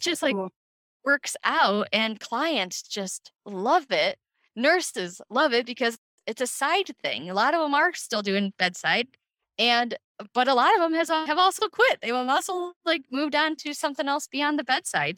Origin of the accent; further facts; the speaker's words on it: Cleveland, Ohio, United States; I'm from Cleveland, Ohio.